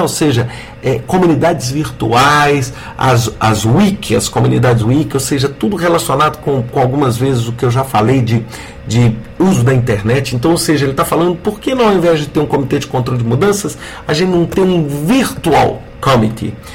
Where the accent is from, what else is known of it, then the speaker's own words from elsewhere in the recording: Brazil; nós poderíamos ter como brasileiros